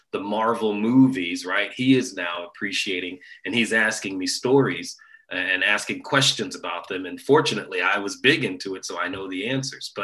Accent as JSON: {"language": "English", "town": "Dayton", "region": "Ohio", "country": "United States", "tie": "born or raised there", "said": "born and raised in Dayton, Ohio"}